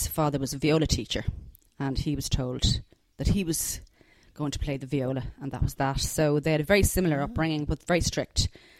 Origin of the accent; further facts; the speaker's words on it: Dublin, Leinster, Ireland; I grew up in Kilmacud, which is, in an estate called Stillorgan Wood up there.